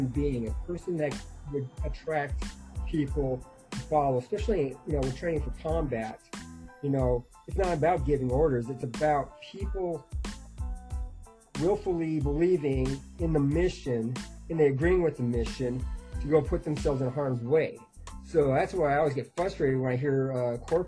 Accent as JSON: {"language": "English", "region": "North Dakota", "country": "United States", "tie": "born or raised there", "said": "And then I grew up in North Dakota, which is the middle of the United States and cold."}